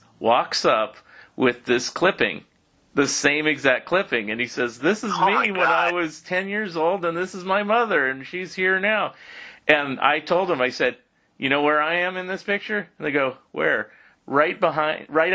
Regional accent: San Francisco Bay Area, California, United States; I grew up in the San Francisco Bay Area

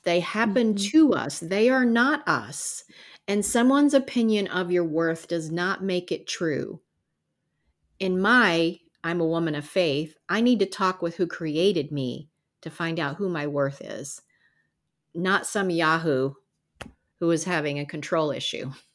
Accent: the South, United States; We grew up in the South

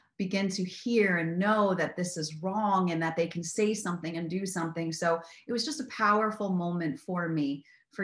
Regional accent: Miami, Florida, United States; I grew up in Miami

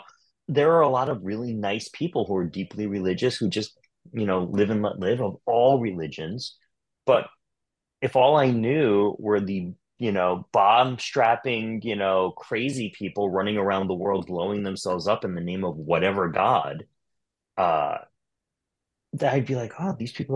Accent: Long Island, New York, United States; I grew up in Long Island

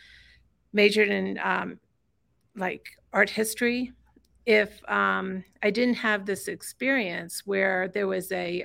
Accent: Roanoke, Virginia, United States; moved away; also born or lived in Richmond, Virginia; Well, I was born in Richmond, Virginia, and raised in Roanoke, Virginia, in the southwestern part of Virginia

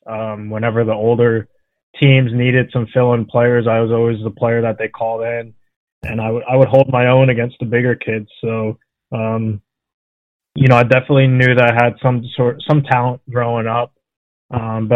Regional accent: Long Island, New York, United States; I grew up on Long Island in New York

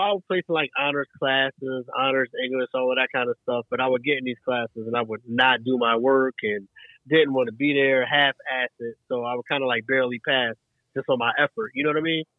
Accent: Franklinville, New Jersey, United States; moved away; also born or lived in West Philadelphia, Pennsylvania / Greensboro, North Carolina / Chicago, Illinois; born in West Philadelphia, raised in Franklinville, New Jersey

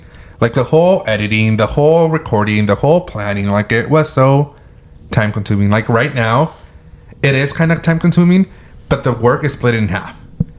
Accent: California, United States; you're from California.

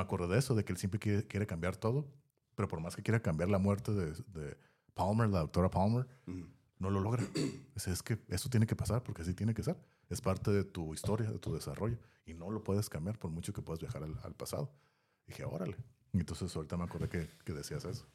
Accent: Tijuana, Baja California, Mexico; estaba morro en los, a mediados de los noventas, incluso principios de los noventas, aquí en la área donde estamos, de Tijuana

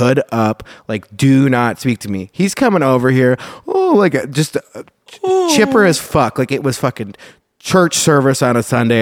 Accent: Chicago, Illinois, United States; I'm from Chicago

